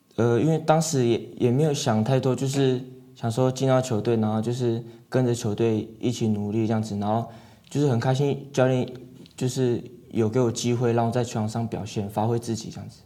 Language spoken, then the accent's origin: Chinese; Taiwan; 小时候是在外婆家长大的这样子